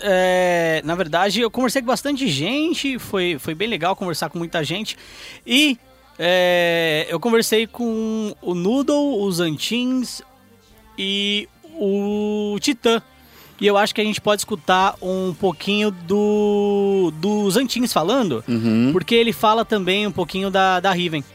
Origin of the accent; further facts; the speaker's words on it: São Bernardo do Campo, São Paulo, Brazil; eu sou de São Bernardo